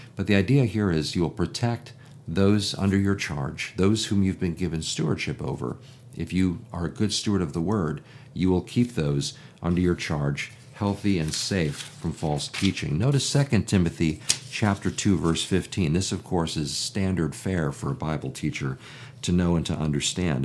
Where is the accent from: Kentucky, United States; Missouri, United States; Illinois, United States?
Illinois, United States; Chicago; I'm from Chicago